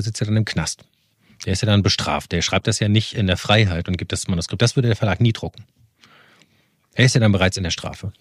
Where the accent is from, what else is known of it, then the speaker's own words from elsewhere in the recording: Rhineland, Germany; moved away; ich komme ja aus dem Rheinland